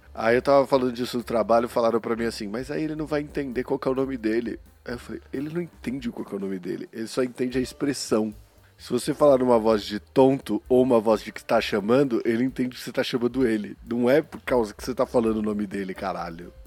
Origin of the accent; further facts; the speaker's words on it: São Paulo, Brazil; eu sou paulista, né, meu? A gente reduz tudo, meu